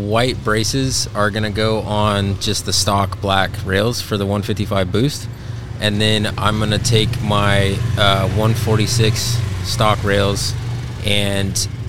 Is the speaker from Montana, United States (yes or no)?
yes; Montana, United States; I grew up in Montana